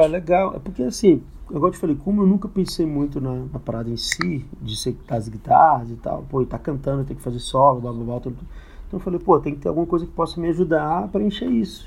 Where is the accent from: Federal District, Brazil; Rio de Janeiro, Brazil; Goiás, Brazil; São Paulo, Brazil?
Federal District, Brazil; Ceilândia; also born or lived in Taguatinga; eu cresci na Ceilândia, né? Mas uhum. eu estudei a vida inteira no SESI em Taguatinga